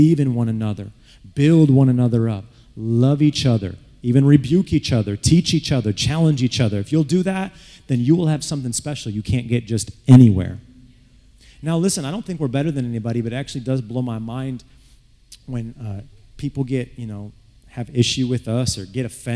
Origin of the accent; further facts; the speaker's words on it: Flint, Michigan, United States; when I grew up in Flint